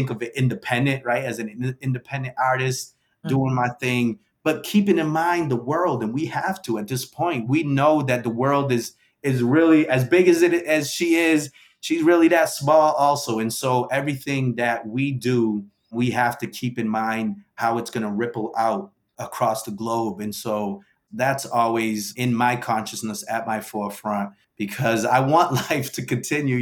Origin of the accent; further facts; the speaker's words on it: New Bedford, Massachusetts, United States; I was from New Bedford and not New York